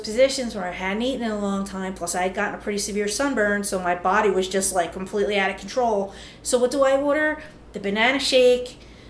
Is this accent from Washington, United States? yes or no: no; Philadelphia, Pennsylvania, United States; I am a fat starving girl from Philly.